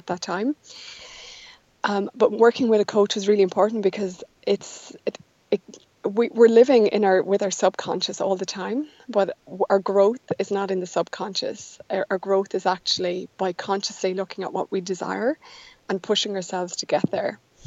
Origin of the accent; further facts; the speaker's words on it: Ireland; I grew up in Ireland, which is where I still live